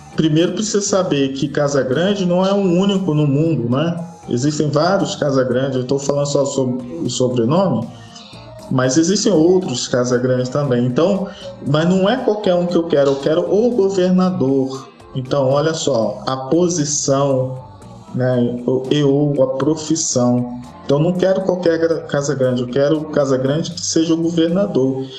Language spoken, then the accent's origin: Portuguese; Rio de Janeiro, Brazil; moved away as an adult; now in Espírito Santo, Brazil; eu sou do Rio